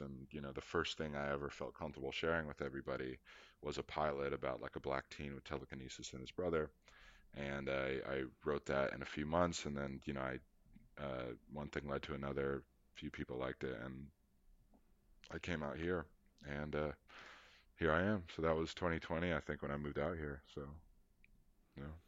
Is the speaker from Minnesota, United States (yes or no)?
no; Charlotte, North Carolina, United States; coming from Charlotte, North Carolina